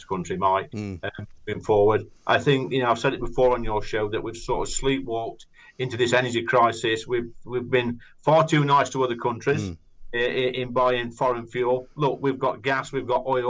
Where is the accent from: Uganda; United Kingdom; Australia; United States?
United Kingdom; we're British